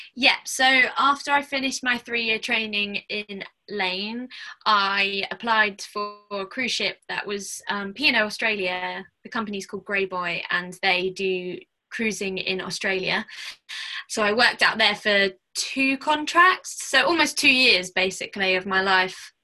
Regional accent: Watford, East of England, United Kingdom; I was born in Watford, so um, quite near to Wembley

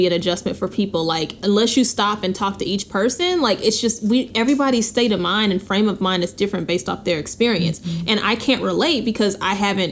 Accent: Texas, United States; now in Los Angeles, United States; I may live in LA, but I'm from Texas

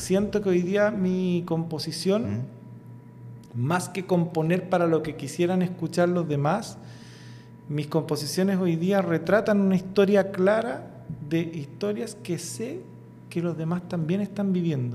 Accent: Coronel, Biobío, Chile; de un origen súper humilde, un coronel en la octava región

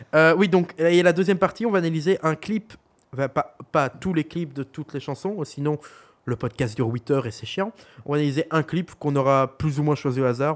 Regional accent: Belgium; accent: Belgian; nous sommes belges. Au cas où vous n'aurez pas entendu notre accent

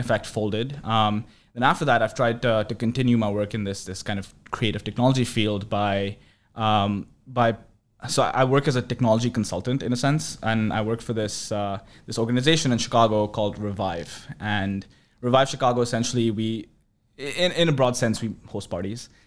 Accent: New Delhi, Delhi, India; moved away as an adult; also born or lived in Urbana-Champaign, Illinois, United States; now in United States; I grew up in New Delhi, India

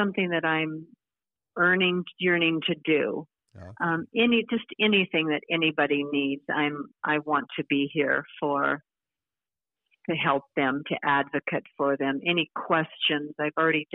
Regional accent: the South, United States; moved away; also born or lived in Washington State; I grew up in the South

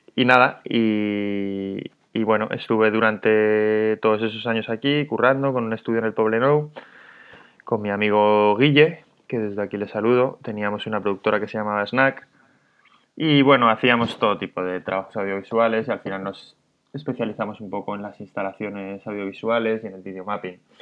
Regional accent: Madrid, Community of Madrid, Spain; moved away as an adult; now in Barcelona, Spain; soy de Madrid, tengo 37

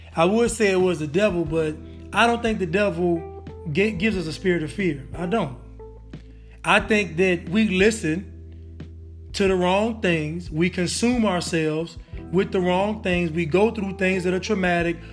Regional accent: Northern California, United States; I'm from Northern California

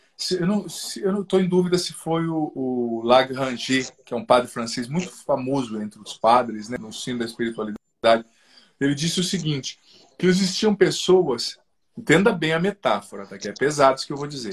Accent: southern Paraná, Brazil; moved away as an adult; Eu sou do sul do Paraná, ali que é divisa com o Paraguai, Bolívia

